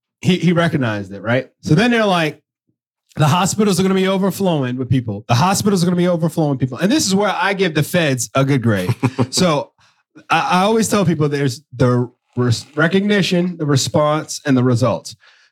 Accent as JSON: {"language": "English", "region": "New York", "country": "United States", "said": "I'm from New York."}